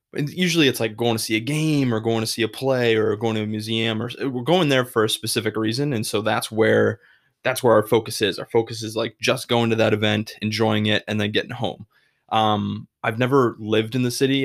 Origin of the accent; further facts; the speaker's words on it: Massachusetts, United States; moved away as an adult; now in Chicago, United States; I grew up in Massachusetts my whole life.